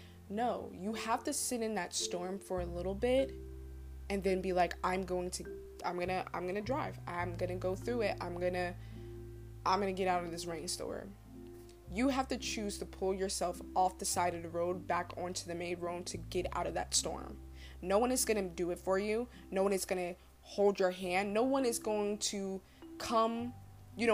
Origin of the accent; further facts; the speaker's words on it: New Jersey, United States; I grew up in Jersey